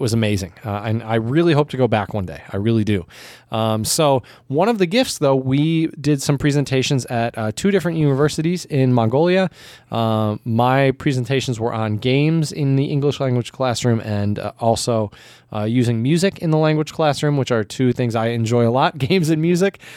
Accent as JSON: {"language": "English", "country": "United States", "said": "as an American"}